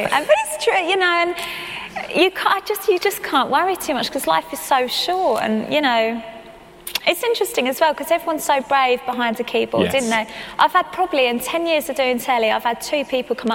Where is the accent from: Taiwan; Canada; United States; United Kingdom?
United Kingdom; England; first language English